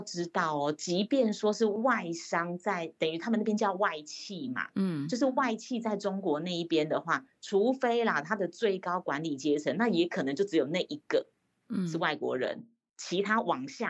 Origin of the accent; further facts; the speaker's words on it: Taiwan; 欸，我是台湾人，我知道台湾的行情是什么